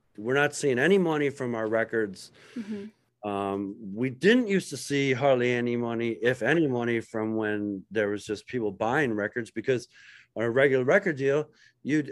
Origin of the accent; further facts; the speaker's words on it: Philadelphia, Pennsylvania, United States; I'm from Philadelphia